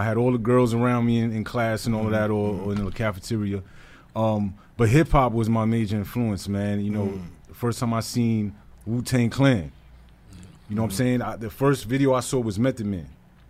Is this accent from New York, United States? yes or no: yes; New York City, New York, United States; I'm from Brooklyn. Mm-hmm. Brooklyn, New York, by way of Red Hook, Gowanus, Park Slope, South Brooklyn. Mm-hmm. Those areas, that's where I grew up